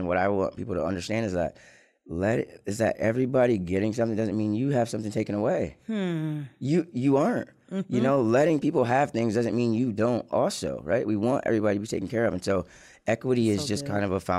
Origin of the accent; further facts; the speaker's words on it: Lansing, Michigan, United States; also born or lived in Ann Arbor, Michigan; I born and raised in Lansing, Michigan. I went to Waverly High School in the 90s